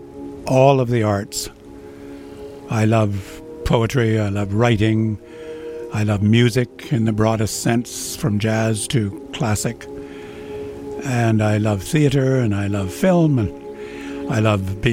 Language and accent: English; Ontario, Canada; also born or lived in Alberta; I'm a Canadian lad, born in Alberta, grew up in Ontario